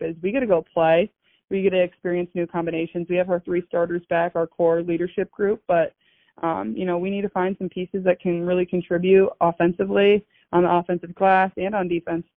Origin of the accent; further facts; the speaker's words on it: Des Moines, Iowa, United States; I grew up in Des Moines